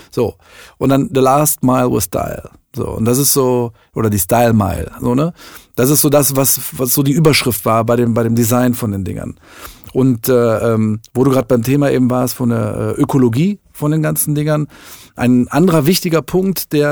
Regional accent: Düsseldorf, North Rhine-Westphalia, Germany; als ein Düsseldorfer Startup von einem echten Düsseldorfer für seine Leute

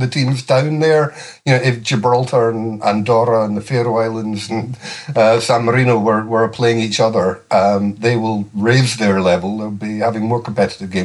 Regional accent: Perth, Scotland, United Kingdom; moved away as an adult; now in Manchester, United Kingdom; I grew up in Perth

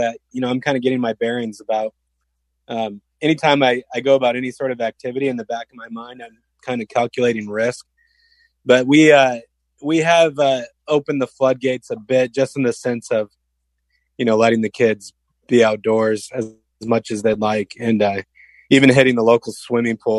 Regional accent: Nebraska, United States; now in Pittsburgh, United States; growing up in Nebraska, Husker football fan

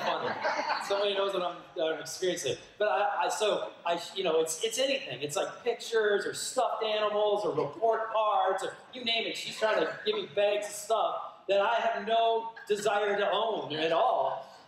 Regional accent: Minnesota, United States; moved away; my home state, Minnesota, where I grew up

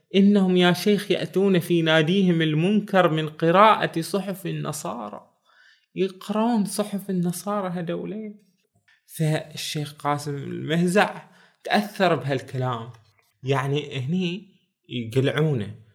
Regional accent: Bahrain; بلادنا البحرين

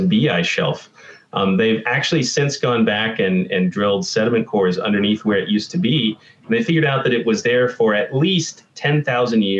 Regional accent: Texas, United States; I've returned to my homeland, Andy, as they say, and although I like to mess with Texas, I am from here

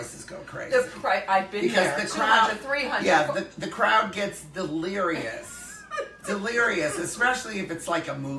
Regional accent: Detroit, Michigan, United States; growing up in Detroit as a teenager, when Motown was coming up

